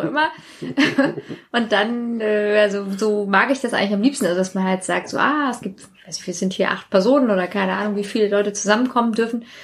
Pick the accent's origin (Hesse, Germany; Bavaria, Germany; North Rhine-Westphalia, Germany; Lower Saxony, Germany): Hesse, Germany; Maintal; also born or lived in Sweden; ich war in ähm, mein Teil 4 und das hatte, soweit ich weiß, 3000 Einwohner. Das war wirklich klein